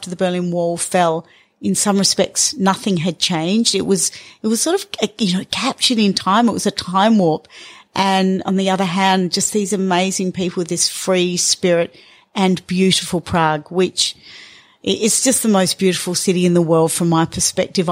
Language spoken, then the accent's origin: English; north of Alice Springs, Northern Territory, Australia; I grew up here in Central Australia. My parents moved here in the 60s, and so my life, my childhood was north of Alice, completely isolated